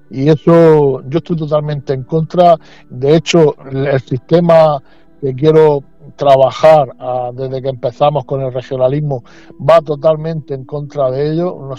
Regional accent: Spain; nosotros vamos sobre la Constitución española, nosotros somos españoles y no queremos ni más ni menos que poner la voz en los problemas que acuden ahora mismo a nuestra a nuestra tierra.

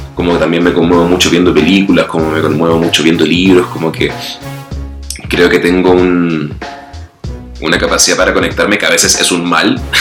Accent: Santiago, Santiago Metropolitan Region, Chile; moved away as an adult; now in Mexico City, Mexico; soy chileno, eh, de Santiago de Chile.

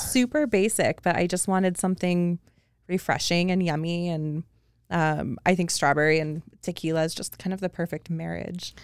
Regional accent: just outside of Seattle, Washington, United States; moved away as an adult; also born or lived in Big Island, Hawaii; I grew up just outside of Seattle

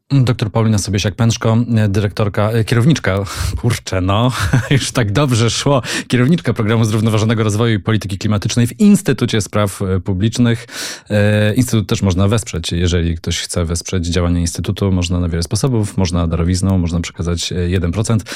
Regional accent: Silesian Voivodeship, Poland; jestem Ślązakiem

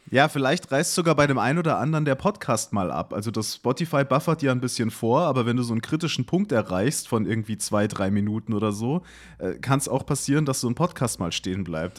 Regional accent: Munich, Bavaria, Germany; also born or lived in Duisburg; ich bin in München aufgewachsen

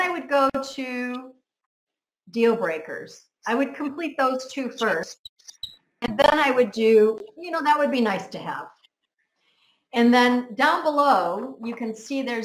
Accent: United States; now in Spain; I'm from America. I'm in Spain on a little island

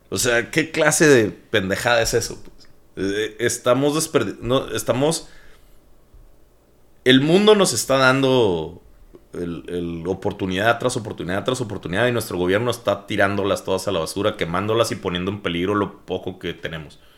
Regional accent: Mexico

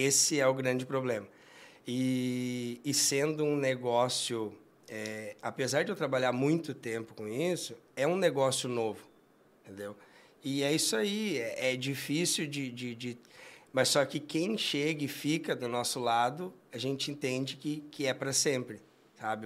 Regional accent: Jaguari, Rio Grande do Sul, Brazil; moved away; Eu sou filho de agricultor, eu venho do interior, uma cidade de Jaguari

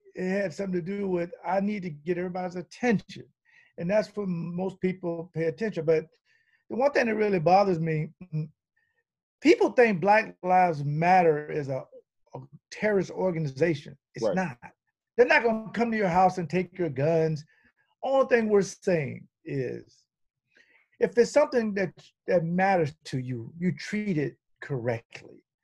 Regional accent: the South, United States; I'm from the South

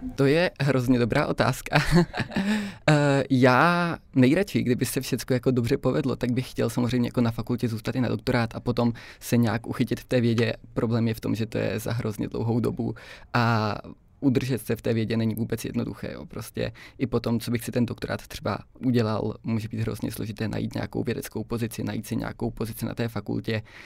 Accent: Brno, South Moravian Region, Czechia; moved away as an adult; now in Prague, Czech Republic; já jsem původně z Brna a teď jsem se teda jako přestěhoval do Prahy

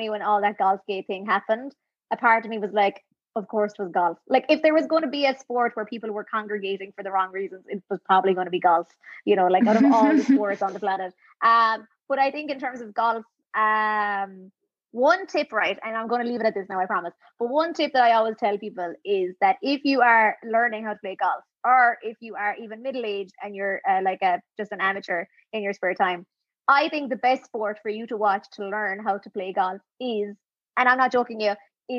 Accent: Millstreet, Munster, Ireland; Mill Street, like my hometown, because we have actually a tennis court.

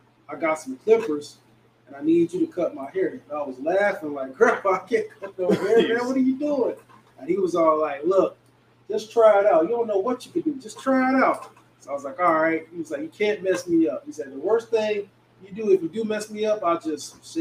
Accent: Detroit, Michigan, United States; I'm from Detroit

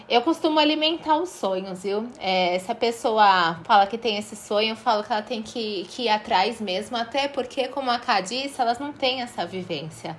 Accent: Santos, São Paulo, Brazil; 013 porque eu sou aqui de Santos

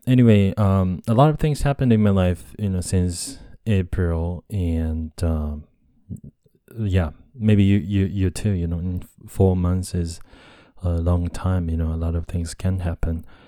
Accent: Japan; English is a second language; also born or lived in United States; I'm a Japanese guy and English is my second language

